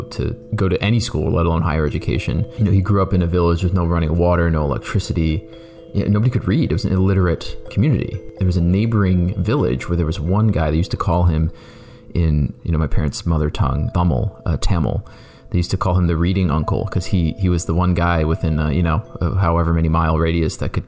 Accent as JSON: {"language": "English", "town": "Canton", "region": "Ohio", "country": "United States", "tie": "born or raised there", "said": "I grew up in Canton, Ohio"}